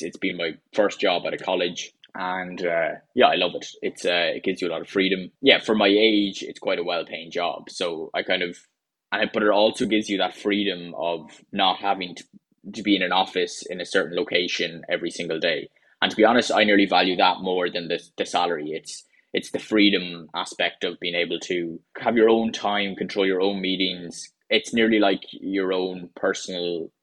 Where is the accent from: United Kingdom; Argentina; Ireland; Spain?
Ireland; Carlow, Leinster; moved away as an adult; also born or lived in Galway; now in Wexford, Ireland; I'm currently living in Wexford in the southeast of Ireland. And I'm originally from Carlow.